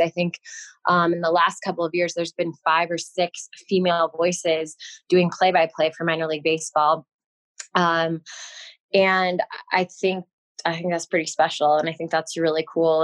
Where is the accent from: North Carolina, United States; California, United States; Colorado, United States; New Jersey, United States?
Colorado, United States; Denver; moved away; also born or lived in Los Angeles / San Diego; growing up in Denver, obviously we had the Rockies on TV